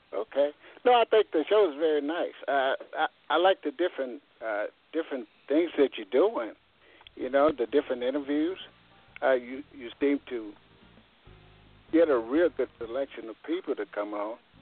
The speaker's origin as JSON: {"language": "English", "town": "Caldwell", "region": "Texas", "country": "United States", "tie": "born or raised there", "also_born_or_lived": "Wichita, Kansas", "moved": "yes", "lives_now": "Kansas City, United States", "said": "We was, we was born in Caldwell"}